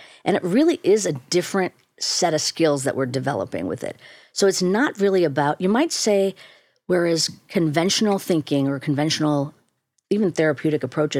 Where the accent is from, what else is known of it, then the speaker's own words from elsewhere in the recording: India; You got to, especially as an Indian person, people think, well, this is just your cultural, you're required to push mindfulness onto the world.